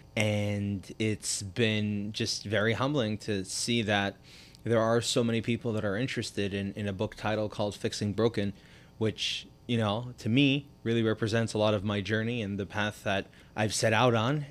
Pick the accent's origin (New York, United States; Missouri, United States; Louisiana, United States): New York, United States; New York City; moved away as an adult; now in South Florida, United States; I grew up in Crown Heights, did the regular yeshiva thing till I was about eighteen.